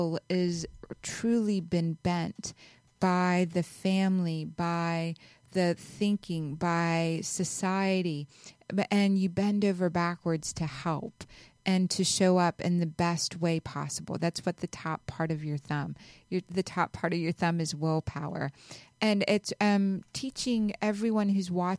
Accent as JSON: {"language": "English", "country": "Pakistan", "tie": "born or raised there", "said": "I was born in Pakistan"}